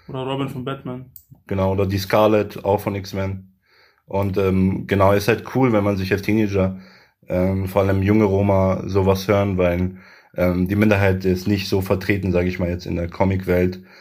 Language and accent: German; Göttingen, Lower Saxony, Germany; ich bin ein Göttinger, ich komme aus Göttingen und ähm, das ist meine Heimat so